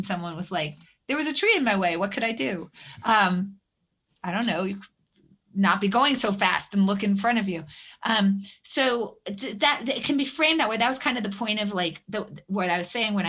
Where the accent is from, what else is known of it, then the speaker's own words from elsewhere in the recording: Concord, New Hampshire, United States; I grew up in New Hampshire